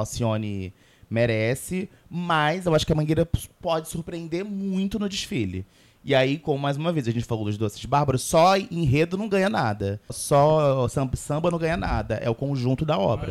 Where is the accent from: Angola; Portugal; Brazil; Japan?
Brazil; Rio de Janeiro; sou carioca